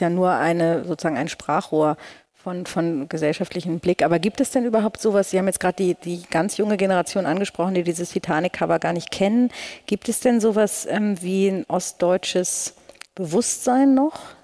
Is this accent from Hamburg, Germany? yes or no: yes; Hamburg, Germany; moved away as an adult; now in Berlin, Germany; ich bin ja in Hamburg geboren, ähm, Anfang der 80er Jahre.